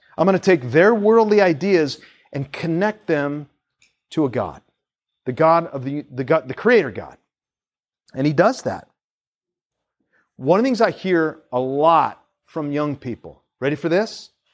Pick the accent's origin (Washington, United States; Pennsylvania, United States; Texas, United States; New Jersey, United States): Washington, United States; Seattle; moved away as an adult; also born or lived in Tacoma; now in Tampa, United States; we grew up in Seattle